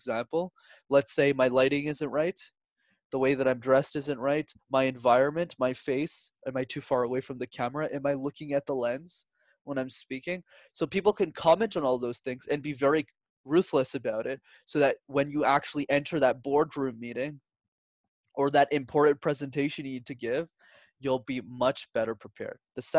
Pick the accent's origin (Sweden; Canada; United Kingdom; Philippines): Canada; Montreal, Quebec; I was born and raised in Montreal, and Montreal is one of the few cities where you need to speak multiple languages to be successful in.